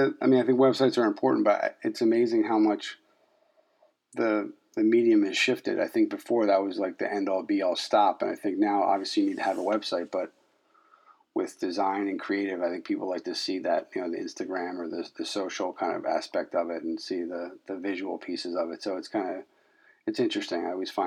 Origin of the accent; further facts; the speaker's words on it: Philadelphia, Pennsylvania, United States; I'm born and raised in Philadelphia, so anytime I get to call a 215 phone number, it's kind of that's oh, that's like the warm and fuzzies for me